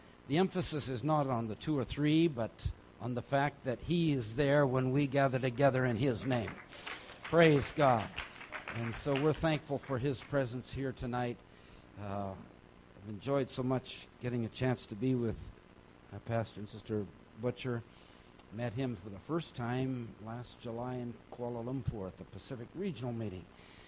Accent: India; And growing up in India, of course, cricket was pretty big there too. And I remember listening to the matches growing up.

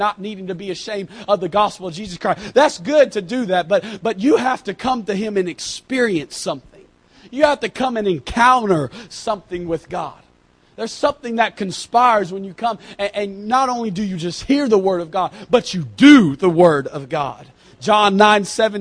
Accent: United States; I'm from America

